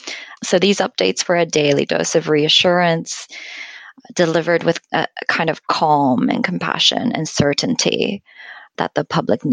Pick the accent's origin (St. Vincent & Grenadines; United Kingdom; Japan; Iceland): Japan; English is a second language; And I wonder also, I come from Japan, where things like apps would never, ever be released in a developing form.